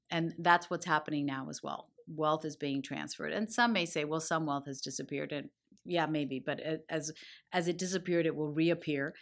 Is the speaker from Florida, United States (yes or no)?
yes; Miami, Florida, United States; growing up in Miami.